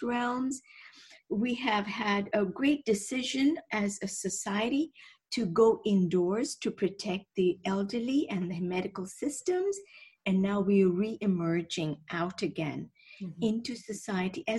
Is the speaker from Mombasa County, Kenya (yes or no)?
no; Nairobi, Kenya; moved away as an adult; also born or lived in Scotland / London; I'm from Kenya originally. I was born and raised on the equator, actually.